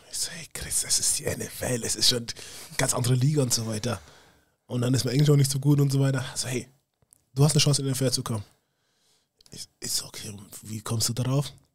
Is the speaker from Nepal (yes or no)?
no; Munich, Bavaria, Germany; moved away as an adult; also born or lived in United States; ich bin auch aus München